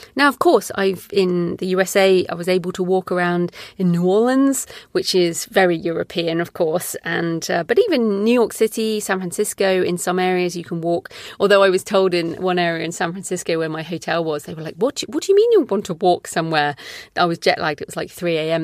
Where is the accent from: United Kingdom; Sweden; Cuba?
United Kingdom; England; moved away as an adult; also born or lived in Australia; we moved back to England from Australia in twenty eleven